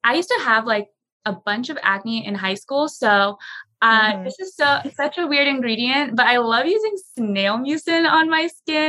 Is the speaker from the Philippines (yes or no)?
yes; Philippines; being Filipino, our national dish is chicken adobo.